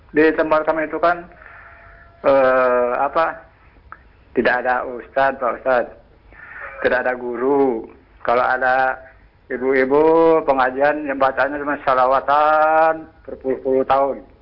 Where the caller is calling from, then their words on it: Kuningan, West Java, Indonesia; Saya dari … dari Kuningan Jawa Barat, Pak.